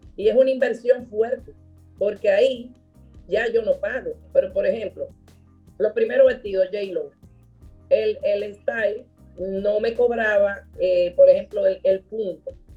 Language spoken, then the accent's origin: Spanish; Dominican Republic; mi papá era libanés, mi mamá dominicana, yo soy dominicana